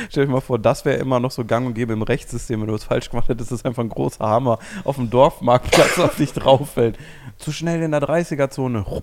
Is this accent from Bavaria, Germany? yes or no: no; North Rhine-Westphalia, Germany; Ich bin so nah an Gatzweiler aufgewachsen, muss ich auch nicht hin bei Protest.